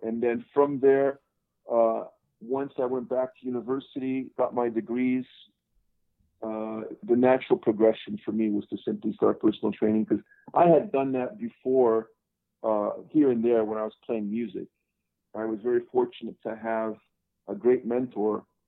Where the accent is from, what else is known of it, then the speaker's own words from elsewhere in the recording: Montreal, Quebec, Canada; moved away; I'm originally from Montreal, Canada. I was born in the Great White North